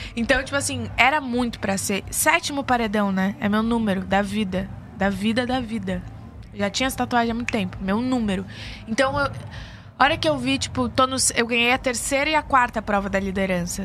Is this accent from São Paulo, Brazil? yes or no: yes; São Paulo, Brazil; moved away as an adult; now in Rio de Janeiro, Brazil; Eu sou de São Paulo